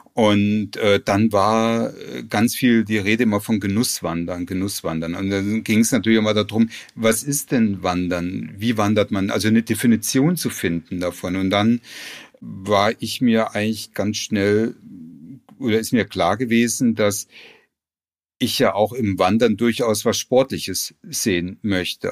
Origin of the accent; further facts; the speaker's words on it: Frankenau, Hesse, Germany; ich bin auf dem Dorf groß geworden